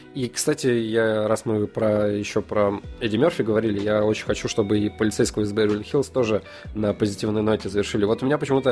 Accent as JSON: {"language": "Russian", "town": "Sosnovy Bor", "region": "Leningrad Oblast", "country": "Russia", "tie": "born or raised there", "moved": "yes", "said": "Сосновобор, это мой родной город."}